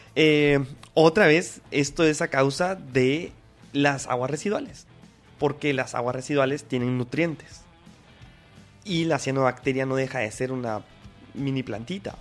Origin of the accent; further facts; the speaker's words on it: Guatemala; nosotros también pues eh, como guatemaltecos